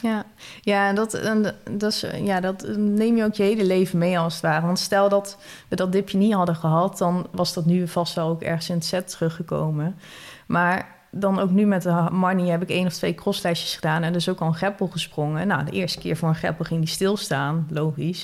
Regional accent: Netherlands; als Nederlander, zeker als Nederlander in het buitenland

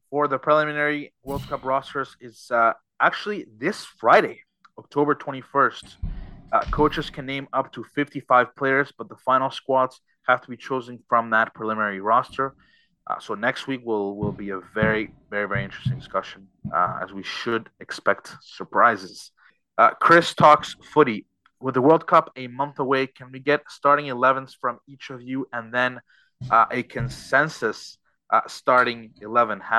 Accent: Canada; as a Canadian soccer fan

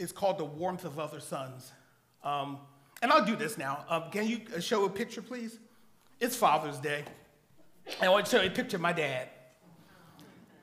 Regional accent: Philadelphia, Pennsylvania, United States; I'm born and raised in Philadelphia

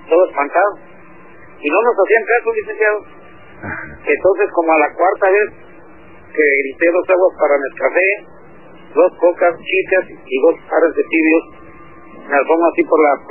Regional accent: Mexico City, Mexico; moved away as an adult; now in Baja California, Mexico; Yo soy del DF.

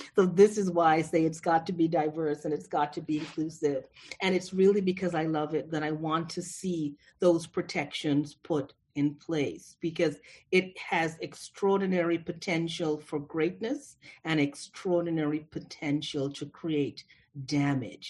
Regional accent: Toronto, Ontario, Canada; moved away; I grew up in Toronto

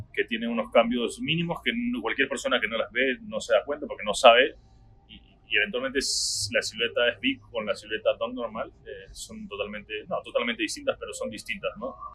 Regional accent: Trujillo, La Libertad, Peru; moved away as an adult; also born or lived in New Jersey, United States; now in Miami, United States; yo soy del norte de Perú, soy una ciudad que se llama Trujillo, cerca de la playa

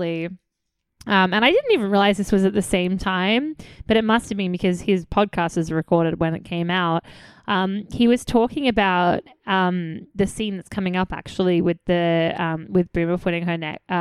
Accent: Australia; I'm Australian

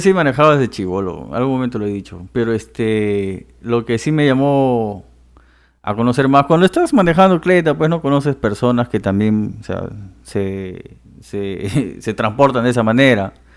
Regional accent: Loreto, Peru; En mi tierra, que es el jumbo

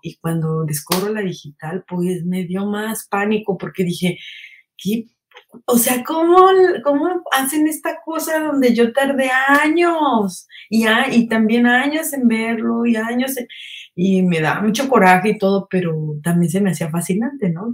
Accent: State of Mexico, Mexico; moved away as an adult; also born or lived in Guadalajara; A esa edad me salí de mi casa del, del Estado de México

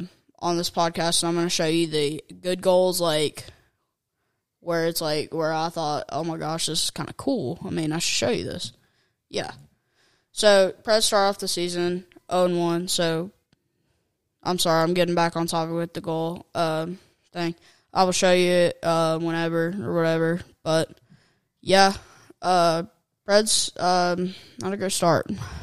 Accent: Kentucky, United States; I'm from Kentucky

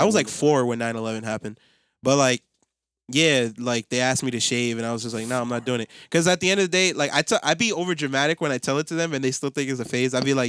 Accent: United States; grew up in America

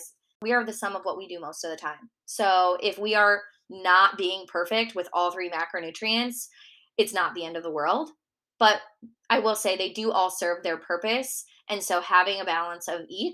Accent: Minnesota, United States; accent: Minnesota; moved away; my Minnesota accent

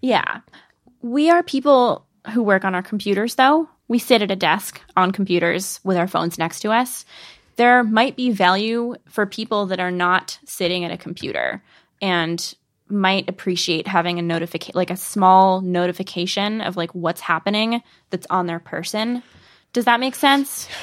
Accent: the Northwest, Pacific Northwest, United States; I'm from the Northwest

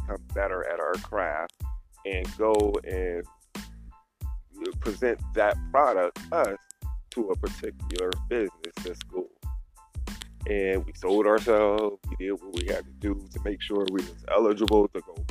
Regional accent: Youngstown, Ohio, United States; also born or lived in Finland; I'm from Youngstown, Ohio

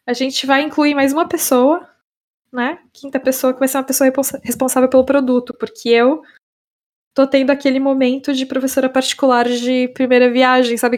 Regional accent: Brazil; moved away as an adult; now in Estonia; para nós brasileiros

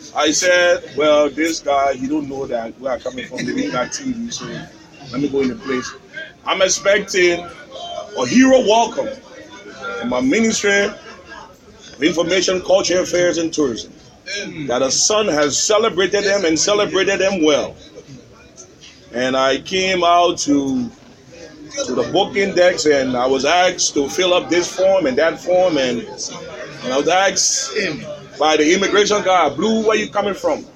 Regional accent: Liberia; Where are you from? I say, Liberia

